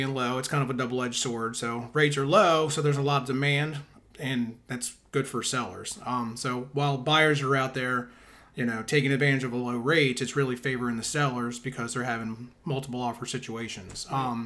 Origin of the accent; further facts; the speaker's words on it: Southern Maryland, United States; also born or lived in Prince George's County, Maryland / Anne Arundel County, Maryland; I'm from Maryland, from Southern Maryland. I was born in Calvert County.